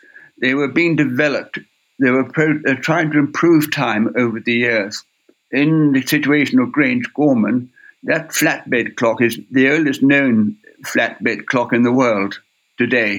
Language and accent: English; Ireland; moved away; I come from Ireland, it's my homeland, and I went back to Ireland in 1980